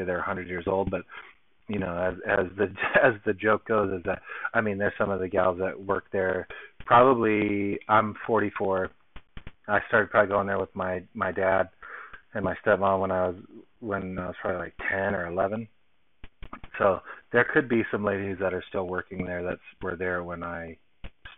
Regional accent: Long Beach, California, United States; now in Salt Lake City, United States; my hometown, Long Beach

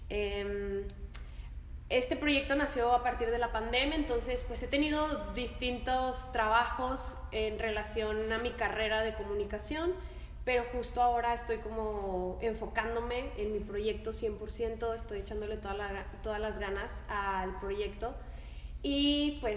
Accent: Lerdo, Durango, Mexico; Bueno, pues eh, yo soy de Lerdo Durango, tengo 25 años, estoy dentro de la danza desde los 15 años.

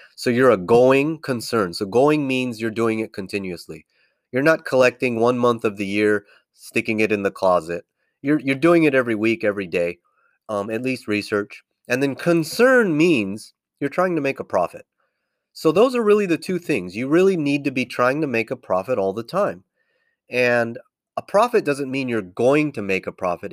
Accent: California, United States; moved away as an adult; born and raised in California, which I, I left

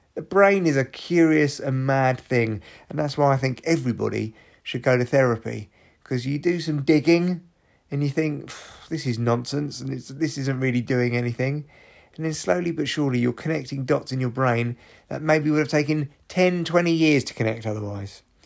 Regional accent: London, United Kingdom; I was from London

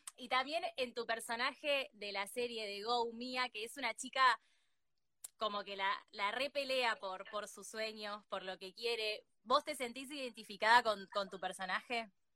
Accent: Argentina; acá en Argentina

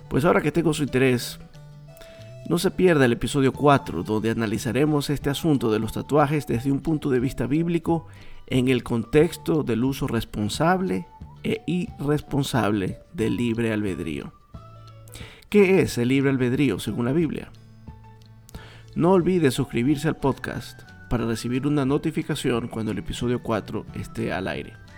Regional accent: Coast, Ecuador; yo soy de Ecuador y yo soy de una parte del Ecuador que es la costa

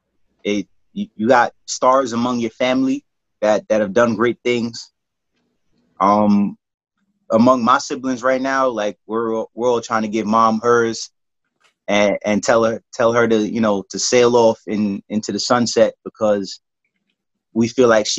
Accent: New York City, New York, United States; I'm from the County of the Kings

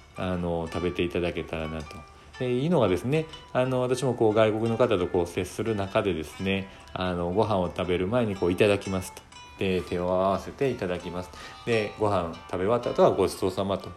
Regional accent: Koka, Shiga, Japan; moved away; 実家が私、あの滋賀県の甲賀市って言って

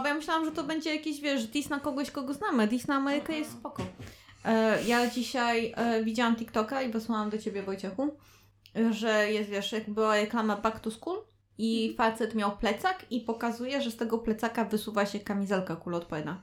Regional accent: a village in Opole region, Opole Voivodeship, Poland; ja pochodzę z opolskiej wsi

